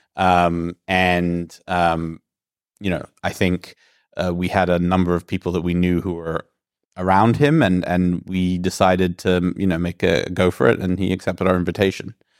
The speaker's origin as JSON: {"language": "English", "country": "Greece", "said": "I'm originally from Greece"}